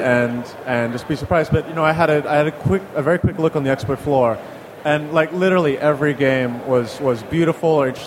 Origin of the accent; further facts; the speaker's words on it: Australia; moved away; also born or lived in China / London, United Kingdom; I'm from originally from Australia